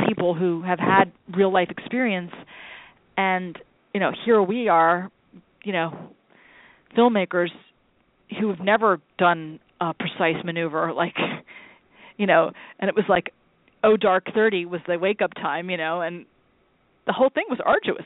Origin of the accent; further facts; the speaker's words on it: United States; as an American, as a fellow American